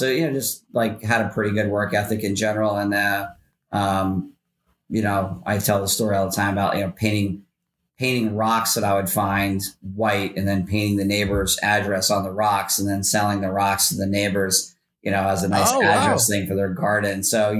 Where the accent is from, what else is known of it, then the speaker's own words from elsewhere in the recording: Philadelphia, Pennsylvania, United States; also born or lived in Kentucky / Virginia; I was born and raised in Philly, city of brotherly love, home of Rocky. So, I moved around as a kid. You know, we moved to Kentucky, to Virginia, back to Pennsylvania.